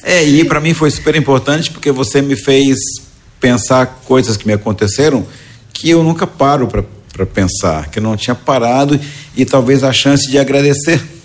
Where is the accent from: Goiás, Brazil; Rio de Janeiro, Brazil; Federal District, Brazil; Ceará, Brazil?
Goiás, Brazil; now in Santa Catarina, Brazil; eu nasci em Goiás